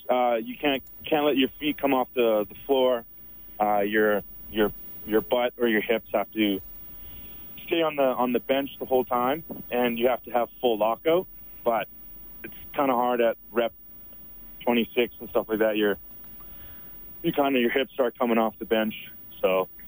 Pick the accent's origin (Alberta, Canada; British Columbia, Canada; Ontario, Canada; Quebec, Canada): Alberta, Canada; Sherwood Park; Sherwood Park.